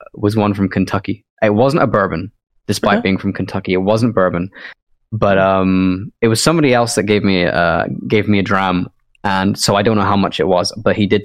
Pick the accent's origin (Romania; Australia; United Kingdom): United Kingdom; Scotland; moved away; I I am from Scotland originally